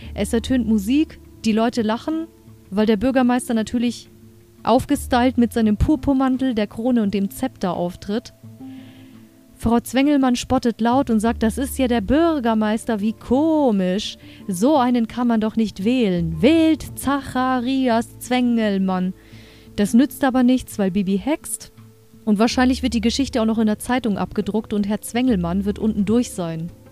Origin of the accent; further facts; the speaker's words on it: Germany; Hier bei uns in Deutschland